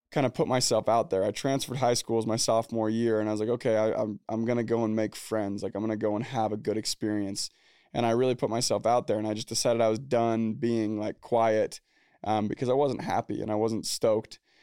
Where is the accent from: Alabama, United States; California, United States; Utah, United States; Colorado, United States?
Utah, United States; Orem; also born or lived in Provo, Utah; I was born in Orem, Utah, Provo, Utah. Grew up in Orem, Utah